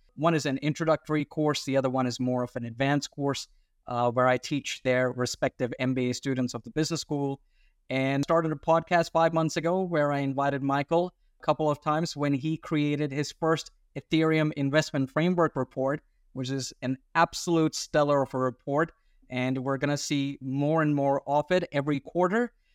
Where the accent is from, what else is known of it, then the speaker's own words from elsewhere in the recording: Australia; accent: weird accent; also born or lived in India / Sydney, Australia; I'm an Indian Australian, by the way. That's why the weird accent, but with an Indian ethnic outlook